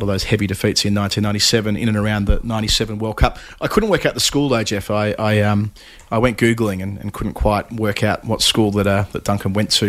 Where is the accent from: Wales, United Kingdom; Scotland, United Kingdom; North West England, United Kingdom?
North West England, United Kingdom; Blackpool; a Lancashire player from my hometown of Blackpool.